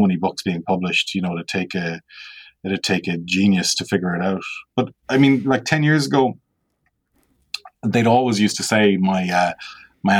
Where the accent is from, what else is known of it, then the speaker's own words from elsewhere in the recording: Ireland; as a child, particularly growing up on the West Coast